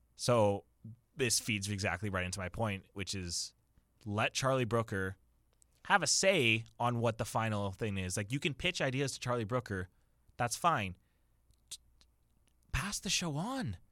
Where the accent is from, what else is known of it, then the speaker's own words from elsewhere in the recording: Waterloo, Ontario, Canada; it's my hometown